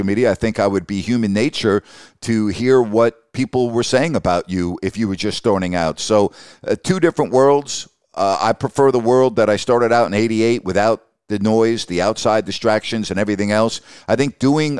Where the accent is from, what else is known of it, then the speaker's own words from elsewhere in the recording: Long Island, New York, United States; now in Sacramento, United States; I grew up on Long Island